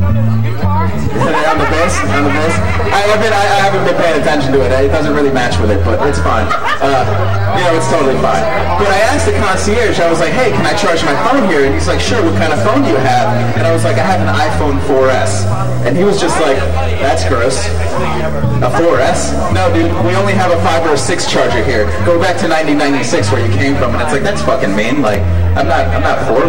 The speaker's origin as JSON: {"language": "English", "region": "Connecticut", "country": "United States", "tie": "born or raised there", "also_born_or_lived": "Puerto Rico", "said": "I grew up in Connecticut. That's where I ended up growing up."}